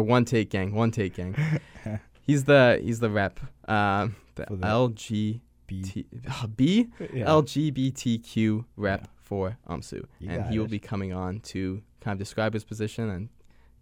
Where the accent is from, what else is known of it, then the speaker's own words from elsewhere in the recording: Winnipeg, Manitoba, Canada; I'm fourth generation Winnipeg